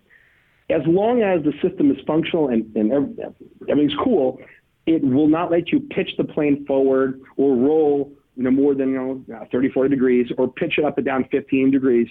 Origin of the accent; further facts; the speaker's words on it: United States; I'm an American